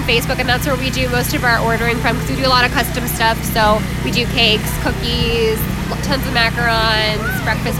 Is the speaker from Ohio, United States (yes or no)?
yes; Warren, Ohio, United States; moved away as an adult; also born or lived in Pittsburgh; I'm actually from Warren, and when I started doing this professionally, I moved to Pittsburgh and I was a pastry chef there for about 5 years, and I moved back here a couple years ago